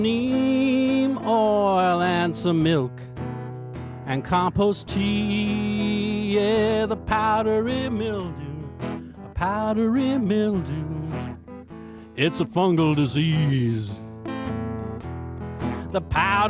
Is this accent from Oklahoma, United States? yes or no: yes; Lawton, Oklahoma, United States; now in Philadelphia, United States; I was born in Lawton, Oklahoma